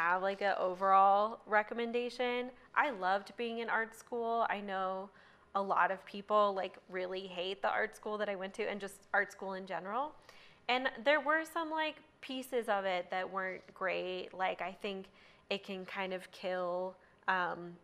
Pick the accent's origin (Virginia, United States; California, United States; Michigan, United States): Virginia, United States; Northern; moved away as an adult; also born or lived in Georgia / Portland; now in Boulder, United States; I'm from Virginia, like Northern Virginia, right outside DC